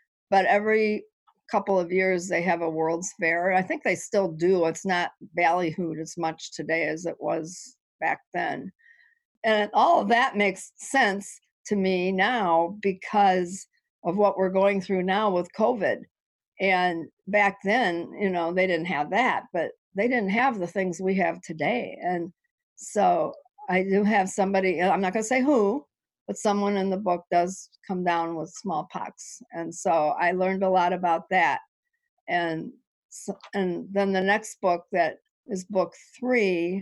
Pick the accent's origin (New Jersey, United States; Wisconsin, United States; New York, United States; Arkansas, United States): Wisconsin, United States; Lake Geneva; I grew up in Lake Geneva, and I took for granted all those beautiful homes around the lake and everything.